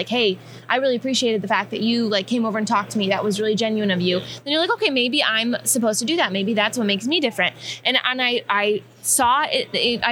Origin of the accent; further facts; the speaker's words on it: Midwest, United States; I grew up in the Midwest